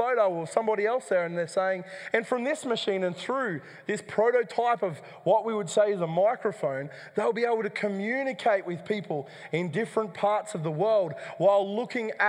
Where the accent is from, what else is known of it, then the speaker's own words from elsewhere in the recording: Dubbo, New South Wales, Australia; the church that I grew up in Dubbo